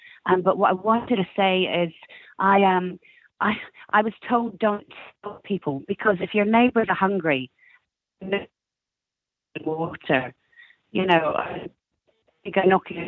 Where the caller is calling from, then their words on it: Colchester, East of England, United Kingdom; I'm in Colchester in Essex.